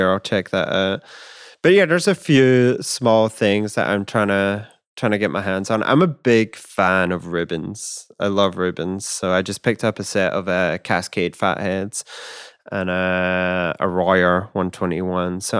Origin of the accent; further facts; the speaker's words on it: Scotland, United Kingdom; growing up in Scotland, that's I'd be like, yeah, I can get you half Scotch and half something else.